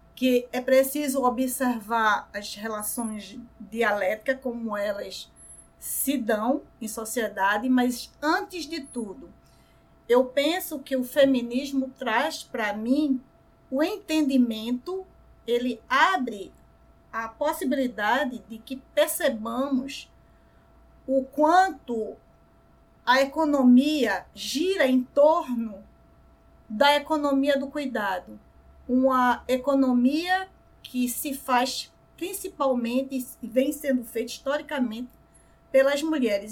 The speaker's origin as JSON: {"language": "Portuguese", "town": "Recife", "region": "Pernambuco", "country": "Brazil", "tie": "born or raised there", "said": "aqui no Brasil, mais especificamente aqui no Recife, né, onde eu nasci, onde eu moro"}